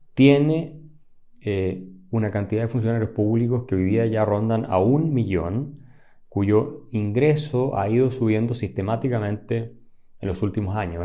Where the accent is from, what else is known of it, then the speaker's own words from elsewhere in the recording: Chile; somos los chilenos